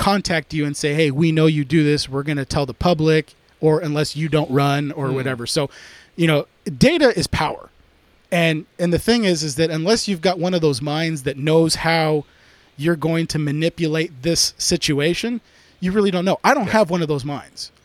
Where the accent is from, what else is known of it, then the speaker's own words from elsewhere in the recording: United States; also born or lived in California; I'm very American.